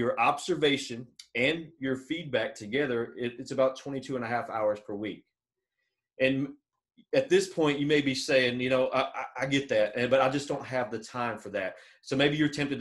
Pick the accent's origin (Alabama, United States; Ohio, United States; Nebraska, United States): Alabama, United States; I'm from Alabama